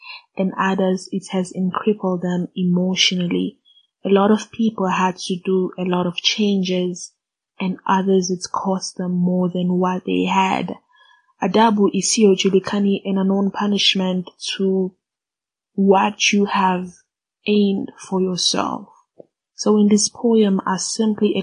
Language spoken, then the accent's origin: English; DR Congo; first language Swahili; English is a second language; also born or lived in South Africa; now in Johannesburg, South Africa; from the Republic Democratic of Congo. I am currently residing in South Africa